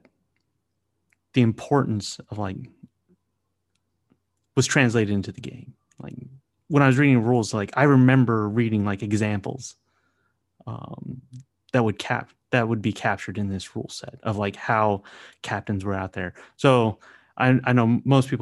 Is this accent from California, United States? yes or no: yes; San Diego, California, United States; moved away; my home state of California